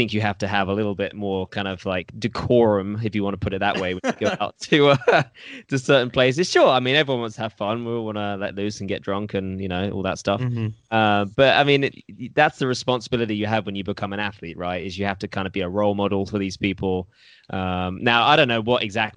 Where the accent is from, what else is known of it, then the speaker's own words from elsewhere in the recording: United Kingdom; I'm too British